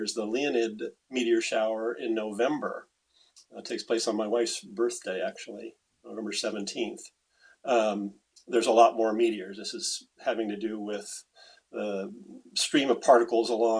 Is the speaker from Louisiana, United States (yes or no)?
no; Tucson, Arizona, United States; also born or lived in Indiana / Kansas City, Missouri; I was born in the Midwest in Indiana. My family was living in Kansas City, Missouri. And when I was going into first grade, that summer before first grade, our family moved from Kansas City, Missouri to Tucson, Arizona